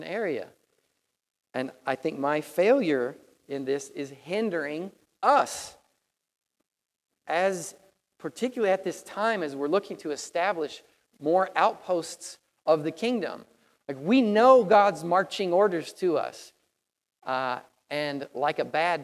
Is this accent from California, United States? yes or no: no; Tennessee, United States; moved away; I come from Tennessee